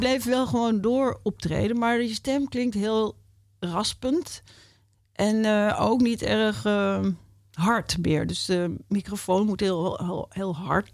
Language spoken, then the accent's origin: Dutch; Amsterdam, North Holland, Netherlands; ik ben Amsterdammer.